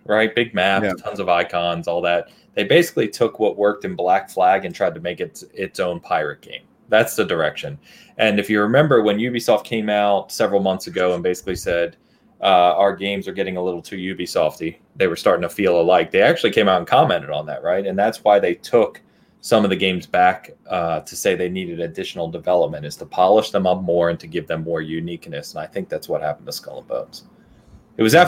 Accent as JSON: {"language": "English", "region": "England", "country": "United Kingdom", "said": "I'm English"}